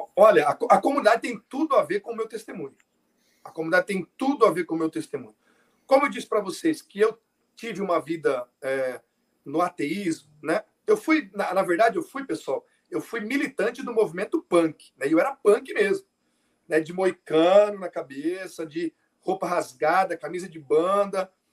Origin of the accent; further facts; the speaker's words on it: Votuporanga, São Paulo, Brazil; eu sou de Votuporanga, São Paulo